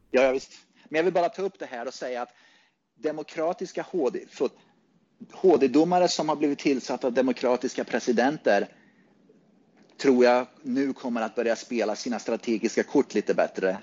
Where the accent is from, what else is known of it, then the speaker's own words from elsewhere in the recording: Sweden; now in Phoenix, United States; Innan dess så var jag väldigt mycket svensk